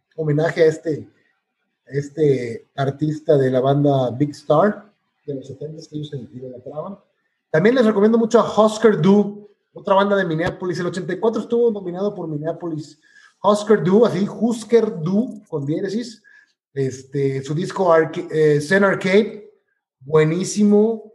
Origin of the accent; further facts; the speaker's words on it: Mexico; como buen mexicano